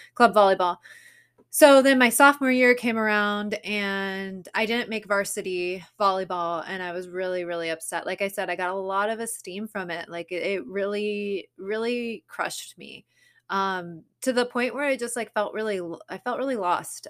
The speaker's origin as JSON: {"language": "English", "region": "Southern California", "country": "United States", "tie": "born or raised there", "said": "growing up in Southern California or California in general"}